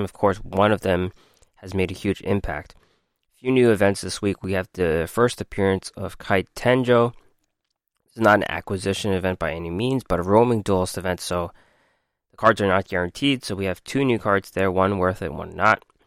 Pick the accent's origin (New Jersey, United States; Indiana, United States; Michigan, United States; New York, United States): New York, United States; I'm from New York